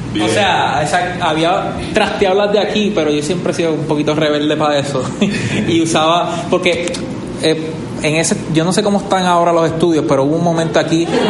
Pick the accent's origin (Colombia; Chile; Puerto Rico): Puerto Rico; Vega Baja; Yo soy de Vega Baja.